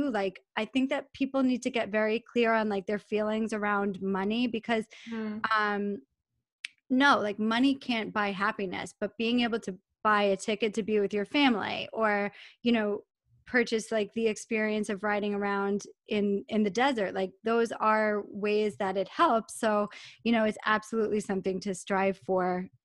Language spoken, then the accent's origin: English; New York, United States; I come from Long Island, New York.